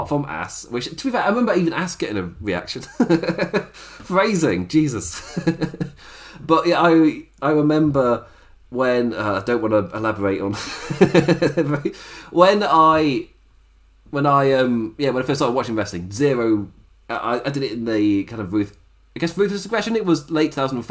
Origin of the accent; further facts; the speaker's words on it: England, United Kingdom; as an Englishman